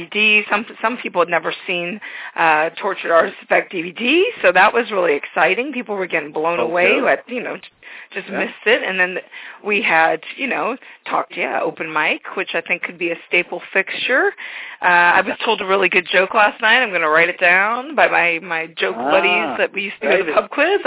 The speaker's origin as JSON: {"language": "English", "town": "St. Louis", "region": "Missouri", "country": "United States", "said": "I'm from St. Louis"}